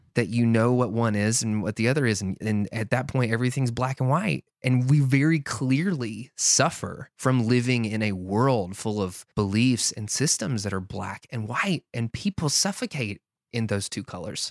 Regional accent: the South, United States; growing up in the South

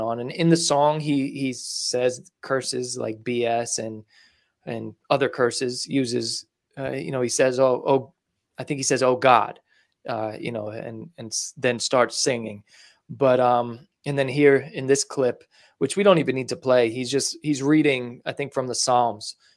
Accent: New York, United States; I'm from New York

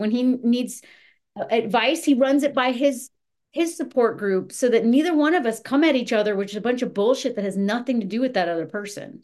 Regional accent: the South, United States; moved away; also born or lived in Montana; I was raised in the South

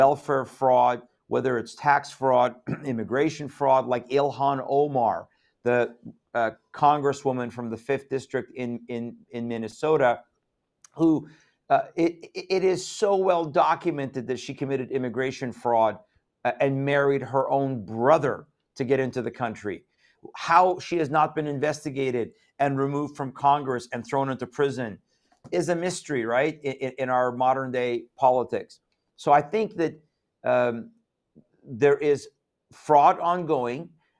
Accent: Iran; moved away; Iranians, I'm from Iran, we have certain cultural things in the Persian culture.

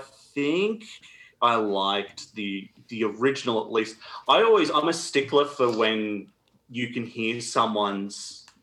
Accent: Australia; We are Australian.

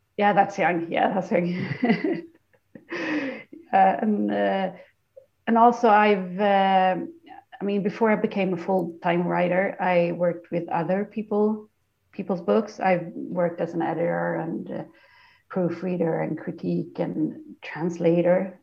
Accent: Kalmar, Kalmar County, Sweden; also born or lived in Öland; now in Stockholm, Sweden; I live in Stockholm now, but I grew up in Kalmar, which is the city on the mainland

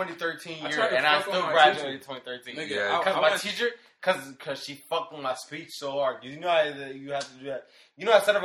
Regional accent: Alexandria, Virginia, United States; I'm from Northern Virginia

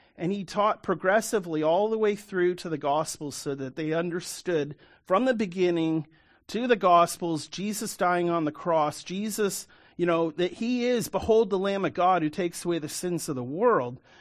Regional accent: Canada; I'm a Canadian, born and raised

